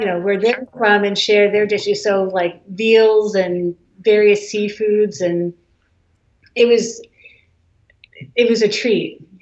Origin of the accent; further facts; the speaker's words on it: Holliston, Massachusetts, United States; also born or lived in Flushing, New York / Brewster, Cape Cod, Massachusetts; I was born in Flushing, New York, and then when I was two, we moved to Massachusetts. So I grew up in Holliston, Mass, which is a suburb